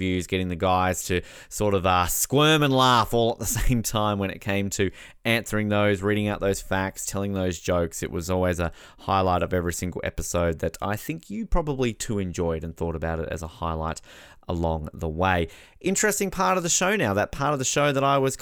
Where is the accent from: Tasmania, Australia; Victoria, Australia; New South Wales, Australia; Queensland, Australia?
Tasmania, Australia; Hobart; one of my teams, my hometown, Hobart Hurricanes